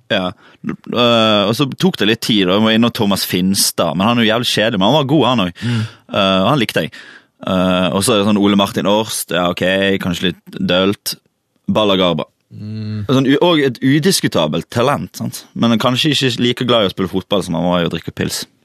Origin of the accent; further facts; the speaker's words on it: Valestrand, Vestland, Norway; also born or lived in Bergen; jeg er jo fra Valestrand